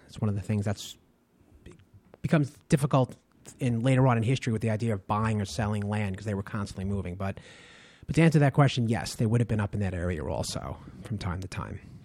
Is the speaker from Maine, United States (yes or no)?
no; Long Island, New York, United States; I grew up in Long Island originally, um, through grammar school, junior high and high school